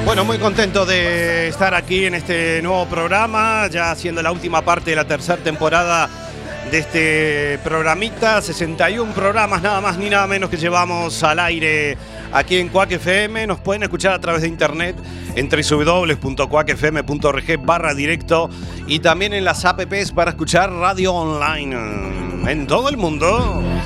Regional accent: Uruguay; moved away; en mi tierra, en Uruguay

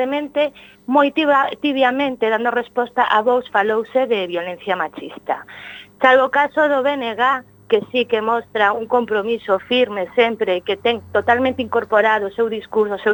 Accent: Galicia, Spain; nós como feministas galegas que temos a nosa propia xenda

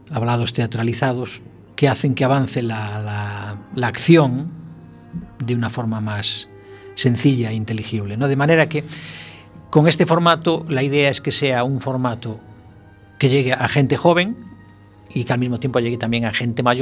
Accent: Galicia, Spain; Francisco Corujo, es, es, de Lanzarote, el resto somos todos gallegos

